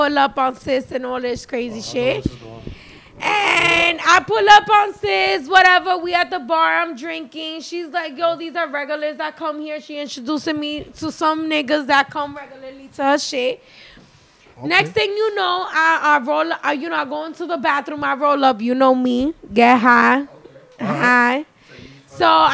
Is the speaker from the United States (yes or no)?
yes; New York City, New York, United States; now in Bronx, United States; I'm from Harlem. I live in the Bronx.